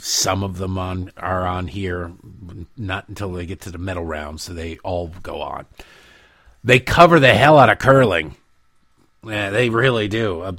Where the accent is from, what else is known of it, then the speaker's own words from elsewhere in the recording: Detroit, Michigan, United States; growing up in Detroit